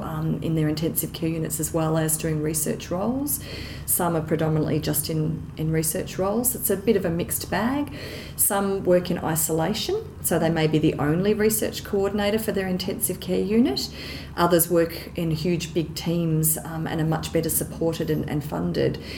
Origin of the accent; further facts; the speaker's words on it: Geelong, Victoria, Australia; I'm originally from Geelong in Victoria.